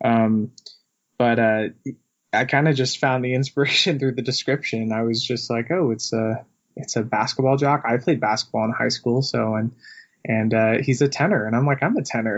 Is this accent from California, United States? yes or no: yes; Yorba Linda, California, United States; born and raised in Orange County, Yorba Linda, California.